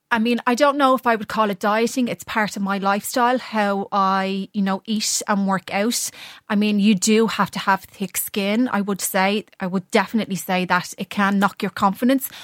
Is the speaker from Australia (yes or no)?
no; Ireland; being an Irish model